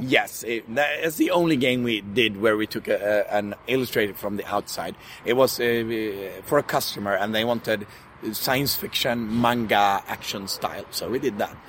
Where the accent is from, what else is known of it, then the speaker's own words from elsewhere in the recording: Sweden; We're from Sweden